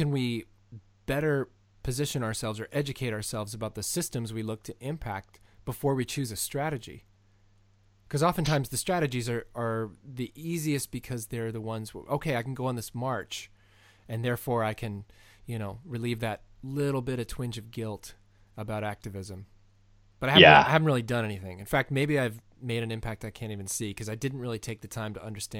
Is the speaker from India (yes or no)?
no; Canada; And as a Canadian, I'm very curious about your view adjacent to this.